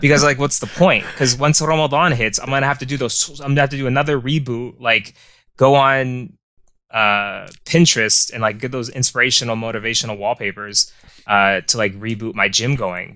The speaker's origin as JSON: {"language": "English", "town": "Tucson", "region": "Arizona", "country": "United States", "tie": "born or raised there", "said": "born and raised in Tucson, Arizona"}